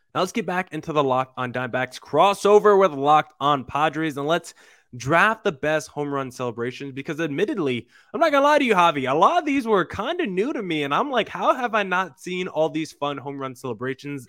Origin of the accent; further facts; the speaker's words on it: New Jersey, United States; I'm a guy born and raised in New Jersey